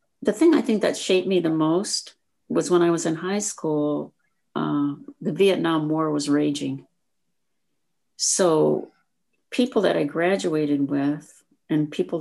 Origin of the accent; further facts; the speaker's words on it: Fairbank, Iowa, United States; moved away; I am from a small town in Iowa. I don't know if either one of you have ever heard of this town. It's called Fairbank